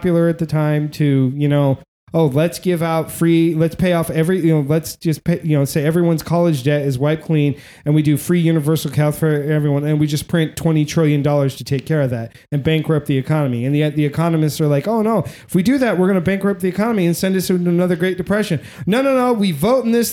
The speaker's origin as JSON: {"language": "English", "country": "United States", "said": "As an American"}